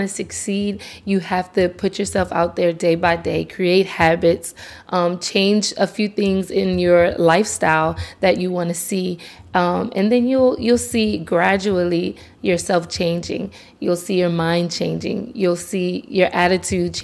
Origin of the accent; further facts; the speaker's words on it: Lafayette, Louisiana, United States; the Festival International, which is local in my hometown